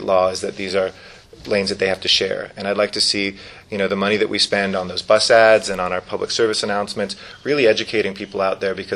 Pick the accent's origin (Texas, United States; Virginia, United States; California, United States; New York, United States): California, United States; Los Angeles; I grew up in the Valley and used to love bicycling on the Sepulveda Dam area